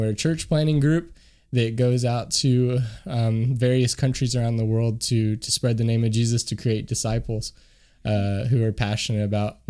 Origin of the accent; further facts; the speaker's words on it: Kentucky, United States; moved away as an adult; now in France; I'm actually from Kentucky originally